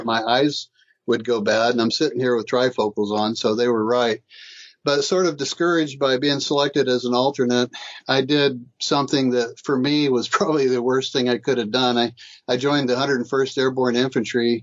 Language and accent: English; Titusville, Florida, United States; I grew up in Titusville, Florida on the Space Coast, and I had a wonderful childhood